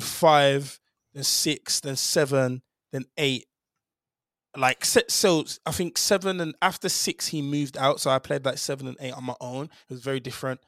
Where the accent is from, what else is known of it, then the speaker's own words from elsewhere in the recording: Birmingham, West Midlands, United Kingdom; a Jamaican man from, uh, Birmingham